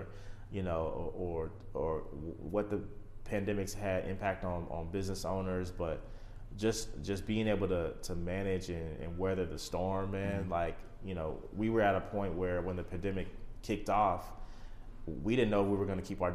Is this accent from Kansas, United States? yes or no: yes; the Midwest, Kansas, United States; I'm originally from the Midwest, okay. You know, home of basketball, you know, KU, Jayhawk basketball and all